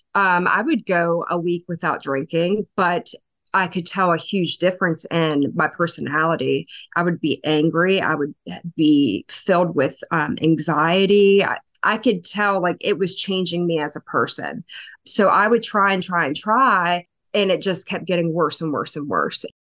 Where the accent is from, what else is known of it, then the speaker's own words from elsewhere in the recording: LaVale, Maryland, United States; I am from a little town in Western Maryland, uh, Lavelle, Maryland